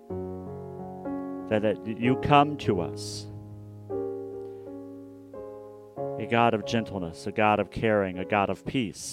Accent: Hutchinson, Kansas, United States; also born or lived in Wichita, Kansas; I grew up in Hutchinson, Kansas, which is a town that is 45 minutes northwest of Wichita, Kansas.

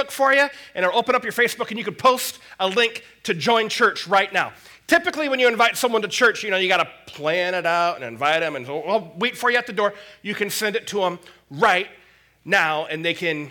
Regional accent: United States; I'm an American. I'm proud to be an American

